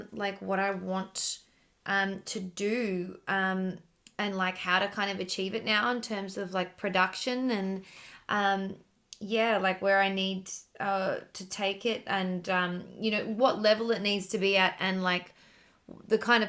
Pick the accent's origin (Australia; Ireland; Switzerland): Australia; Sydney, New South Wales; moved away as an adult; now in Melbourne, Australia; I'm originally from Sydney